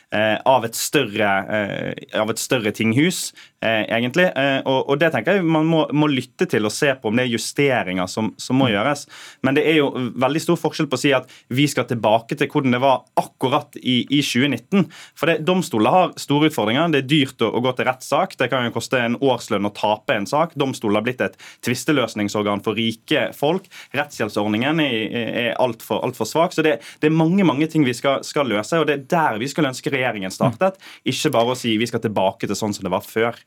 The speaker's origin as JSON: {"language": "Norwegian", "area": "Sotra", "region": "Vestland", "country": "Norway", "tie": "born or raised there", "said": "jeg er født på Sotra"}